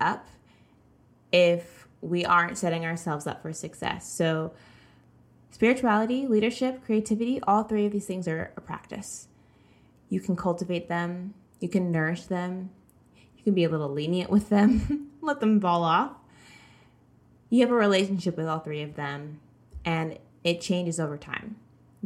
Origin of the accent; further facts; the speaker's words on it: the South, United States; I grew up in the South